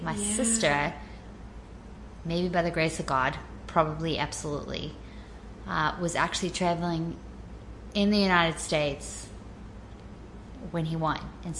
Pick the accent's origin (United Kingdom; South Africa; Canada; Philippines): South Africa; Johannesburg, Gauteng; moved away as an adult; now in Nashville, United States; I had just turned 24 when we moved. So I was born and raised in Johannesburg.